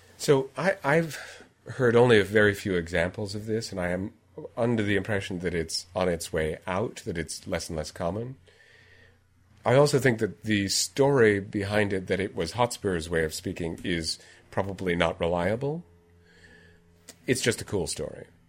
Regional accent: United States; as an American

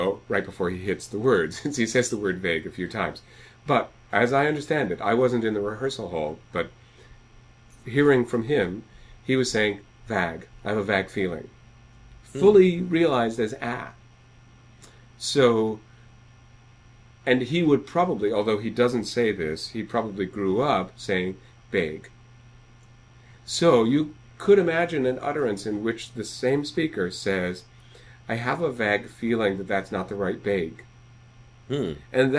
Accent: Iowa, United States; when I was growing up in Iowa

